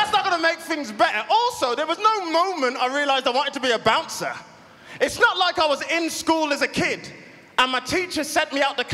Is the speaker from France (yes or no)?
no; United Kingdom; I'm British.